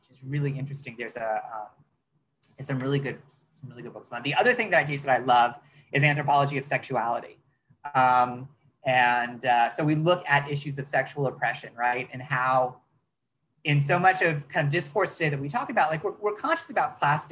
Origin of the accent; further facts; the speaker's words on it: United States; I'm an American